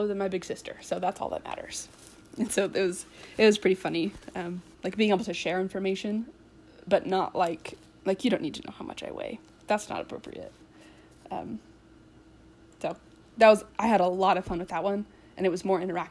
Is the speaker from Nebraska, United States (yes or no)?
no; Boise, Idaho, United States; I grew up in the Boise area